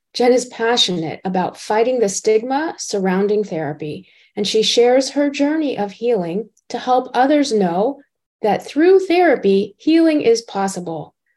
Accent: South Florida, United States; moved away; I was originally from South Florida

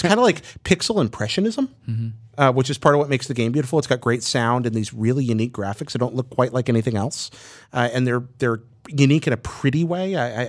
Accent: Hickory, North Carolina, United States; moved away; That's my hometown, Hickory.

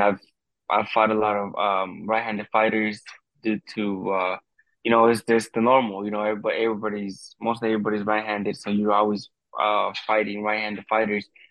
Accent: United States; I'm being being Mexican American

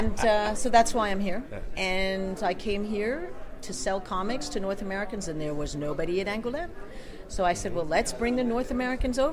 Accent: Geneva, Switzerland; moved away; I was raised in Geneva

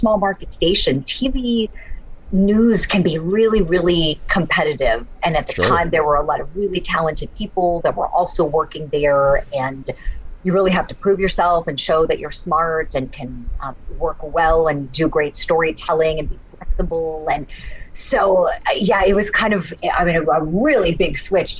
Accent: Steubenville, Ohio, United States; I went and I worked for my hometown television station, really great NBC affiliate in Steubenville, Ohio

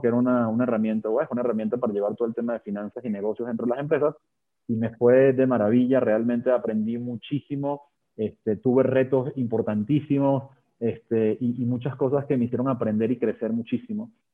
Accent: Venezuela; moved away as an adult; now in Mexico; Yo me gradué de ingeniería industrial en, Venezuela, de ahí, de ahí, nací, yo soy venezolano de nacimiento y mexicano de corazón

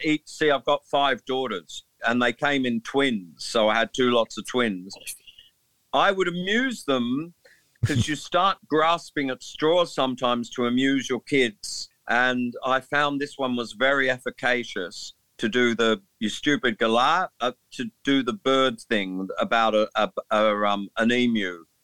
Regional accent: England, United Kingdom; Please note that I'm an Englishman, so I find amusement in speaking like this.

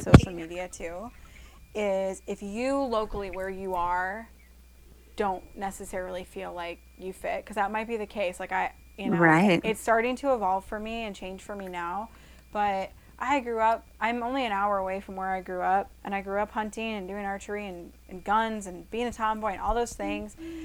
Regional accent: Iowa, United States; growing up in Iowa

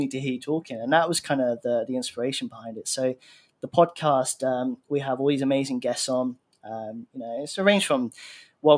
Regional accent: Brighton, South East England, United Kingdom; now in Thailand; I'm from Brighton, which is near London in the UK.

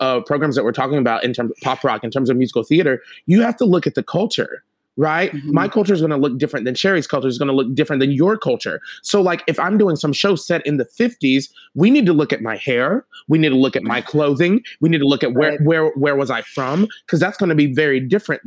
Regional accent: the South, United States; moved away; I'm from the South

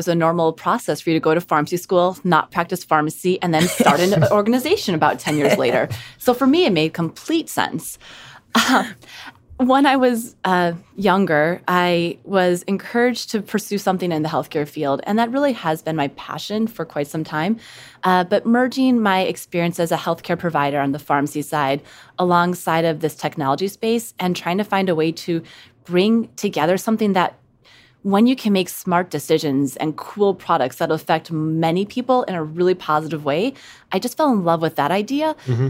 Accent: Midwest, United States; In the Midwest.

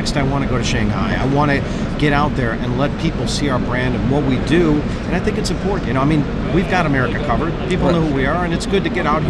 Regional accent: Chicago, Illinois, United States; I'm from Chicago.

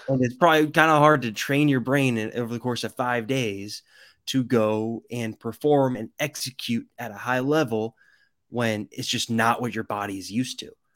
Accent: the Bay Area, California, United States; moved away; I'm from the Bay Area

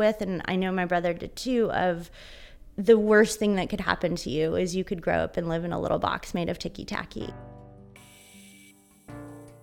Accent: San Diego, California, United States; I was growing up in San Diego

